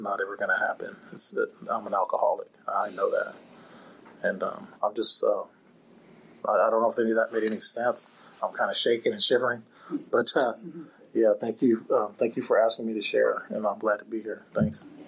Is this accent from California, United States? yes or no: yes; Fairfield, California, United States; I grew up on on Travis Air Force Base out in, in Fairfield. I grew up in a military home